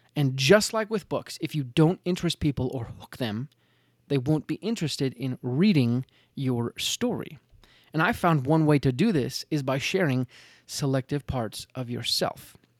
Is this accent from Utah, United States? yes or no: yes; Utah, United States; I'm from Utah